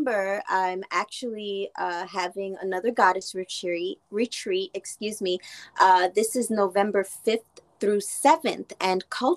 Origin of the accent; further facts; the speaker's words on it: New York, United States; Growing up in New York, but having Trinidadian cultural background